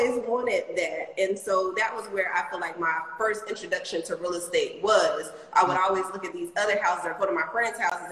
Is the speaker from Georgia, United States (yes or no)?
yes; Hinesville, Georgia, United States; I was obviously born and raised in Hinesville, Georgia